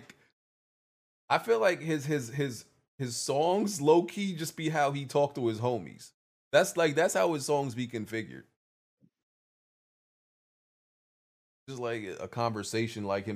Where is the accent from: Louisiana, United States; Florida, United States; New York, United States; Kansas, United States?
New York, United States; New York City; I'm from Brooklyn